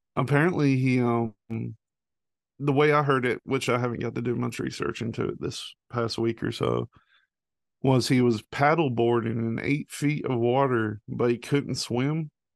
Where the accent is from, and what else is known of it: the South, United States; born or raised there